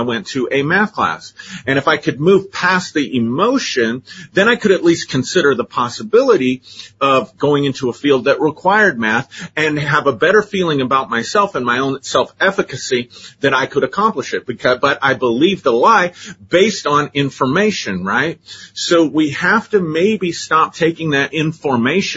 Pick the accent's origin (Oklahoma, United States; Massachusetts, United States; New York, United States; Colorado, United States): Colorado, United States; growing up in Colorado